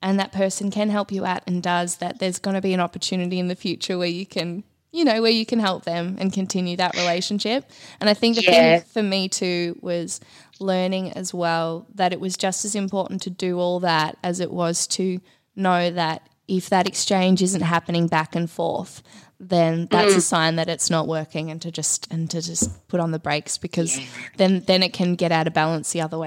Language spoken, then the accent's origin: English; Victoria, Australia; moved away; also born or lived in Byron Bay, New South Wales / Queensland; I was from Victoria and then I moved to Queensland.